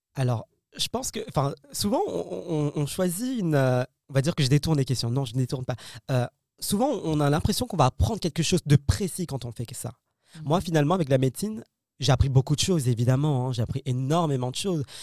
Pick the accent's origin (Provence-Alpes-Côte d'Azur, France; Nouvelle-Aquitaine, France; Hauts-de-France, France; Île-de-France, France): Île-de-France, France; Paris; je suis né en France, euh, Paris, euh, bac S